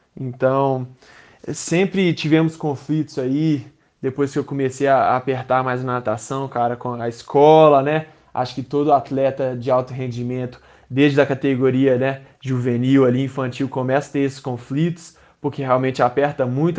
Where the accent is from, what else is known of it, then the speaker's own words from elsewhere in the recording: Minas Gerais, Brazil; moved away as an adult; also born or lived in United States; desde pequenininho, como um bom mineiro, sempre grudado na Rádio Tatiaia